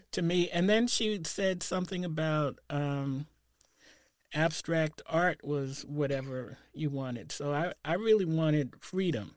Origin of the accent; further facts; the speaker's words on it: New York, United States; moved away as an adult; now in Portland, United States; I grew up in the Saint Nicholas Projects